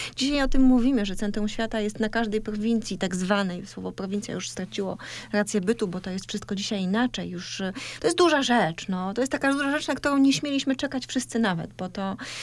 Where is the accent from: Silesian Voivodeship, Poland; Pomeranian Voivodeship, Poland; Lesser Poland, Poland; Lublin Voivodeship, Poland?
Pomeranian Voivodeship, Poland; Kartuzy; moved away; kartuzy, miejsce, w którym się wychowałam